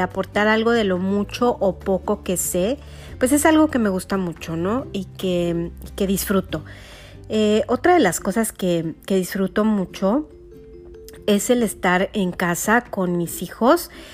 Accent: Mexico City, Mexico; soy de la Ciudad de México

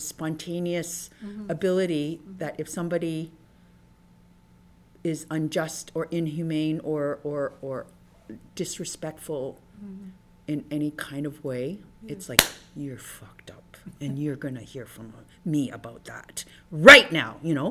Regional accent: Canada; had what I call your typical Chinese experience in Canada

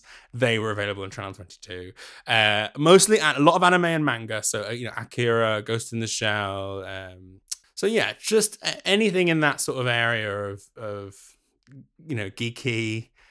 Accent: London, United Kingdom; moved away as an adult; now in Glasgow, United Kingdom; born and brought up in North London, and then I moved to Glasgow for university

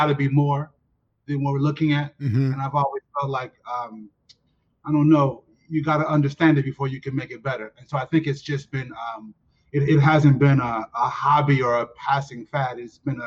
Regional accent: Chicago, Illinois, United States; I'm from the South Side of Chicago

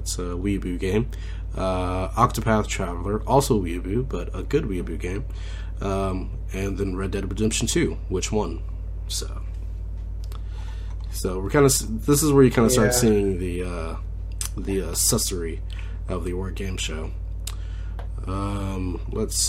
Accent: Oklahoma, United States; We're all from Oklahoma, so it's like, we know how to talk Southern every once in a while

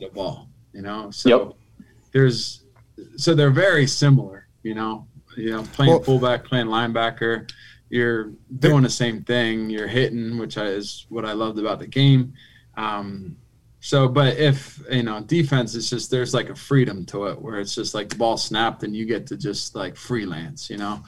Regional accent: Philadelphia, Pennsylvania, United States; I grew up in Philly

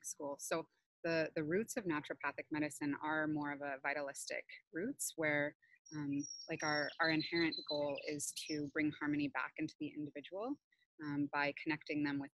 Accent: Montana, United States; now in Canada; I grew up in Montana, so nature is everywhere

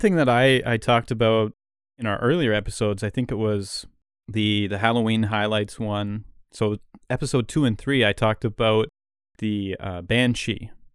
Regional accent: Canada; as a Canadian, you know, we're used to the opposite, where it's, like, ice cold here all the time

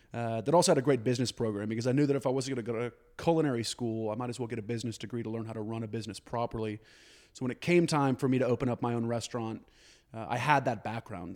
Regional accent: Dallas, Texas, United States; moved away as an adult; also born or lived in New York; I was born and raised in Dallas.

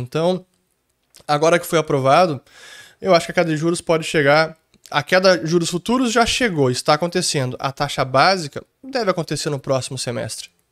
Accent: Gaúcho, Rio Grande do Sul, Brazil; essa é uma das minhas grandes falhas como gaúcho

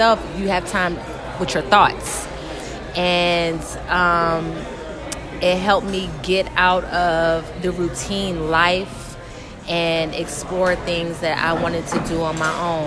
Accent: Atlanta, Georgia, United States; moved away as an adult; also born or lived in Virginia; now in Los Angeles, United States; I'm from Atlanta, born in Virginia

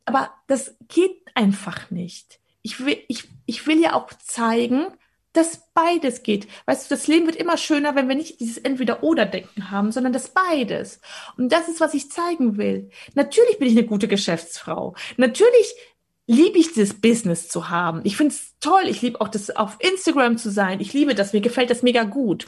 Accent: Poland; also ich bin in Polen geboren

